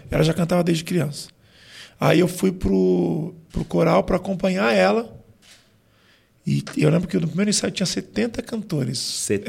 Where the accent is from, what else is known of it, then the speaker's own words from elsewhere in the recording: São Paulo, Brazil; also born or lived in São José dos Campos; E aí depois eu vim, a gente, com seis anos, eu mudei para São Paulo.